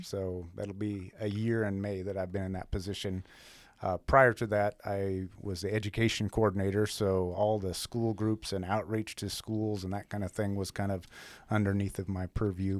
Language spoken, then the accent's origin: English; outside of Helena, Montana, United States; moved away as an adult; now in Great Falls, United States; Montana's always been home. I was born and raised over outside of Helena.